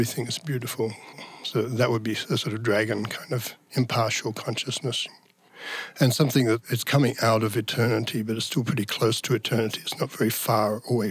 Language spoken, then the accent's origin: English; Tasmania, Australia; moved away; I'm from the south, because I'm originally from Tasmania